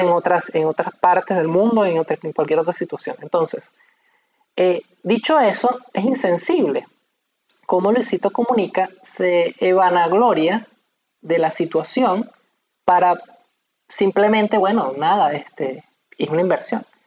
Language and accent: Spanish; Maracay, Aragua, Venezuela; now in Portugal; nosotros somos de Maracay y aquí en Portugal